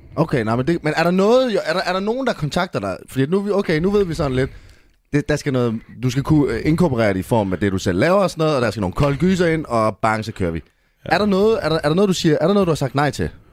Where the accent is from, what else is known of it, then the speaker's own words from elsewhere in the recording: Jutland, Denmark; now in Copenhagen, Denmark; jeg er jo jyde, men jeg bor i København